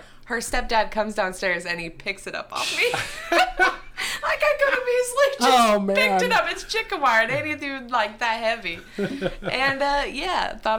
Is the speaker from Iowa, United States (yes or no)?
yes; Iowa, United States; I'm from Iowa